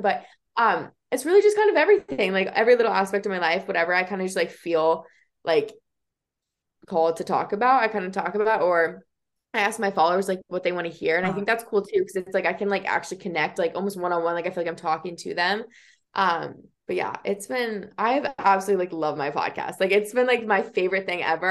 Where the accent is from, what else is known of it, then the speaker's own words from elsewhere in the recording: Iowa, United States; growing up in Iowa, like there's really no like even diversity here